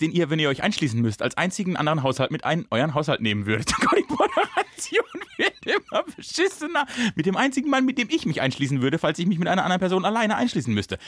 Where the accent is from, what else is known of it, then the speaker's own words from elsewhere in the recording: Rastatt, Baden-Württemberg, Germany; Ich bin in Rastatt geboren